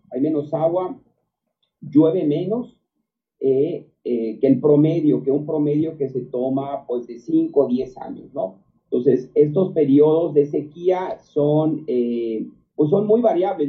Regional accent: Mexico; somos más mexicanos que hace 15, 20 años

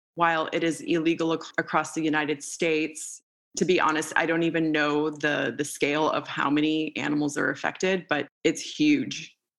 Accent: Moldova; moved away; So I grew up in Moldova at the time when I was born and up until I was about six years old.

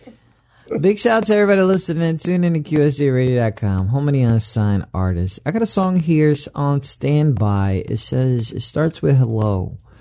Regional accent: New York, United States; I'm from New York

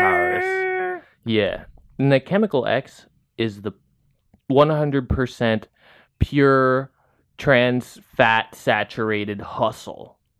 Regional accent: San Diego, California, United States; moved away; I'm from San Diego

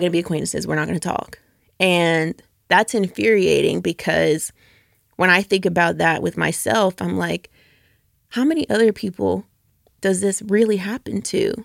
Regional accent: Norcross, Georgia, United States; moved away as an adult; also born or lived in Atlanta; now in Memphis, United States; I grew up northeast out of Norcross, Georgia

